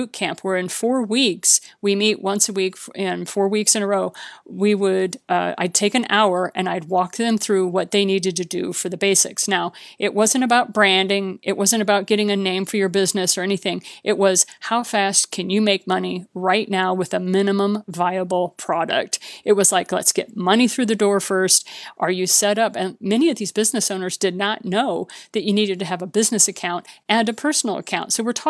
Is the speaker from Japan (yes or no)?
yes; Japan; also born or lived in Bahamas; much closer to what I grew up with in Japan and the Bahamas than what I experienced when my dad retired to southern Missouri